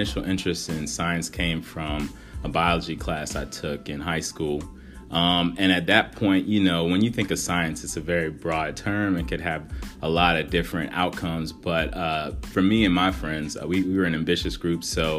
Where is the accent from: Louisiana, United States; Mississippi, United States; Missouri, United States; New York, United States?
Louisiana, United States; Baton Rouge; born or raised there; moved away